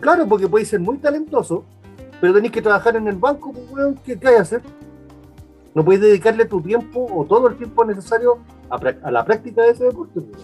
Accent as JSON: {"language": "Spanish", "town": "Viña del Mar", "region": "Valparaíso", "country": "Chile", "said": "nosotros que somos de Viña"}